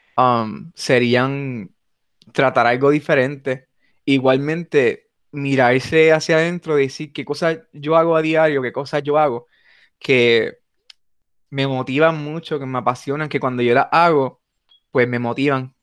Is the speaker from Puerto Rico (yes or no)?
yes; Puerto Rico; nos distinguen como puertorriqueños